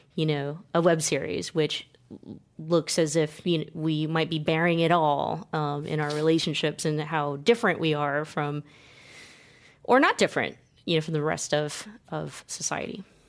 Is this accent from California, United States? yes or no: yes; California, United States; myself being born and raised in California